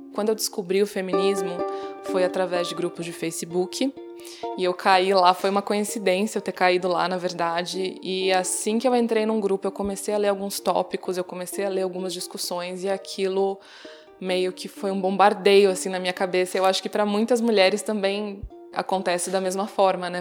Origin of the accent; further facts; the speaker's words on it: Brazil; Nasci no Brasil, numa cidade do interior